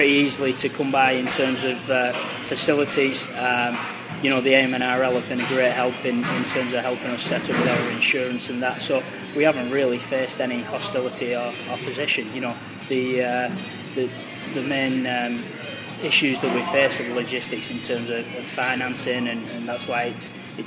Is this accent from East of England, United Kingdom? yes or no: no; St Helens, North West England, United Kingdom; now in Chicago, United States; growing up in St. Helens